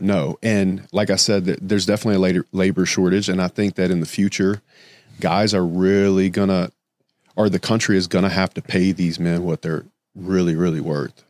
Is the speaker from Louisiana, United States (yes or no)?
yes; Louisiana, United States; moved away as an adult; now in Miami, United States; Growing up in Louisiana